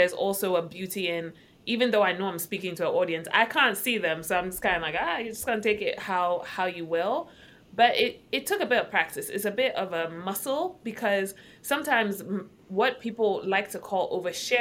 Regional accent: Accra, Greater Accra, Ghana; moved away as an adult; now in United States; born and raised in Accra, Ghana. Moved to the States a couple years ago and by a couple, I mean like 14.

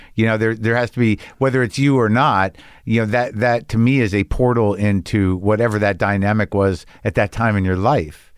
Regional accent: Albuquerque, New Mexico, United States; also born or lived in Boston; now in Los Angeles, United States; I grew up in New Mexico

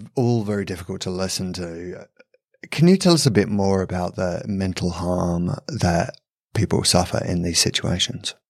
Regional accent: England, United Kingdom; I'm from England.

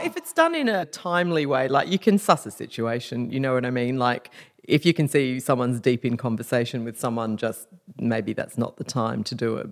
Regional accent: Perth, Western Australia, Australia; moved away as an adult; also born or lived in London; now in Sydney, Australia; when I moved to Sydney, because I'm from Perth, after living in London for five years

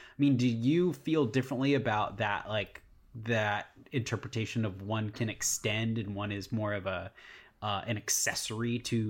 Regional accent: Virginia, United States; we grew up in Virginia, which very much has four seasons

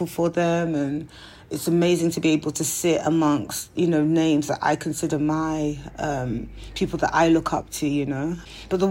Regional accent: London, United Kingdom; moved away; also born or lived in United States; being of Nigerian heritage and growing up in South London, in Peckham to be exact, on North Peckham Estate to be super exact, and then moving to America

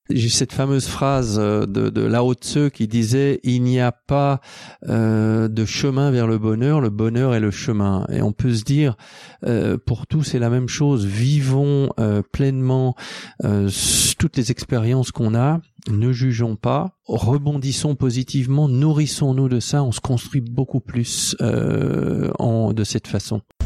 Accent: Switzerland; je suis suisse, aussi français, anglais

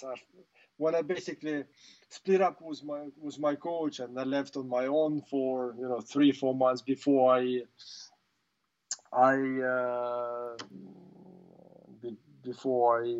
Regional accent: Russia; English is a second language; I was the first ever Russian to win the Grand Slam

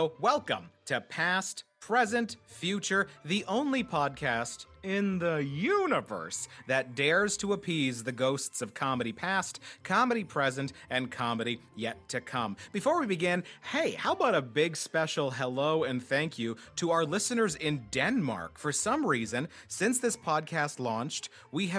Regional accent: Winnipeg, Manitoba, Canada; we're both from Winnipeg

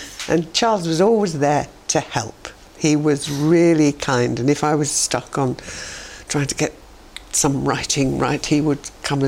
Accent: Barnsley, Yorkshire and the Humber, United Kingdom; In 1950. And so my mother always used to say

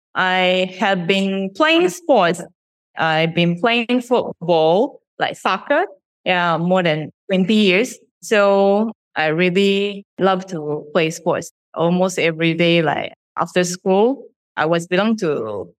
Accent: Shizuoka, Japan; moved away as an adult; now in Malaysia; I was born in a small town, Shizuoka Prefecture in Japan

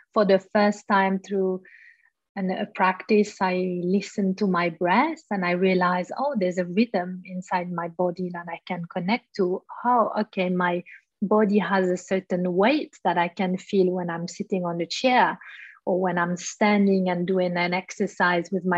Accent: Switzerland; born or raised there

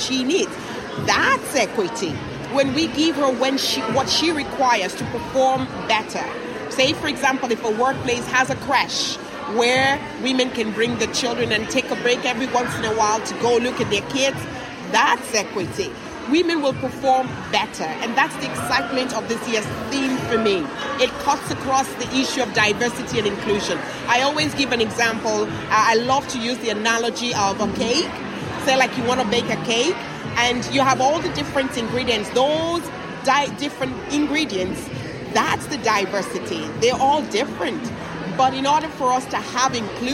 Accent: Nigeria; now in Ireland; I'm from Nigeria originally. I live in such and such place

